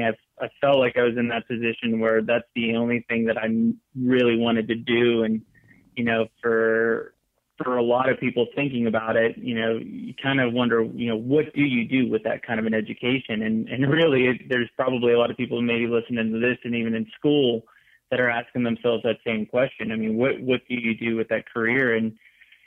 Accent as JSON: {"language": "English", "region": "Western Pennsylvania", "country": "United States", "tie": "born or raised there", "also_born_or_lived": "Mississippi / Missouri", "moved": "as an adult", "said": "I grew up in Western Pennsylvania, which coincidentally is where I'm at right now"}